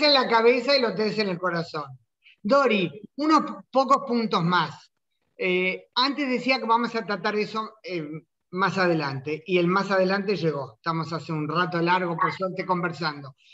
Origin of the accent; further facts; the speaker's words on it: Uruguay; now in Israel; amo tanto a Uruguay, yo no vine por nada malo de Uruguay, vine porque como judía quería vivir en el Estado judío